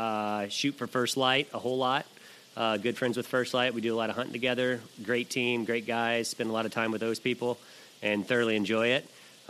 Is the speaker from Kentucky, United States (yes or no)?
yes; Kentucky, United States; moved away as an adult; also born or lived in Jackson Hole, Wyoming / Pinedale, Wyoming; now in Spokane, United States; I got into hunting at a very early age when I grew up in Kentucky